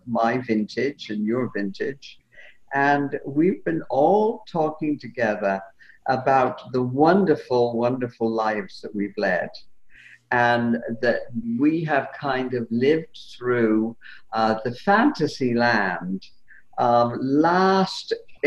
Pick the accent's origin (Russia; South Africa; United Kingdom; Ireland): United Kingdom; England; when I was a kid growing up in England